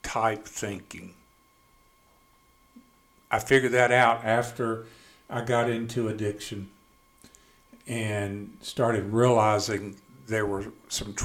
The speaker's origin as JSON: {"language": "English", "town": "Canton", "region": "Mississippi", "country": "United States", "tie": "born or raised there", "also_born_or_lived": "Jackson, Mississippi", "said": "I grew up in Canton, Mississippi"}